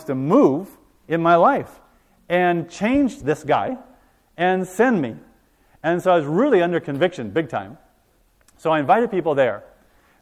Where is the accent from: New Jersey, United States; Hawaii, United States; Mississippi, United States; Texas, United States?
Hawaii, United States; I was born and raised in Hawaii.